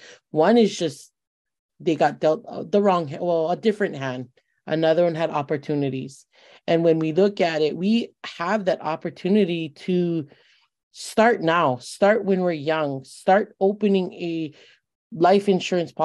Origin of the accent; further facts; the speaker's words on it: West Side, Hawaii, United States; I was born and raised on the West Side.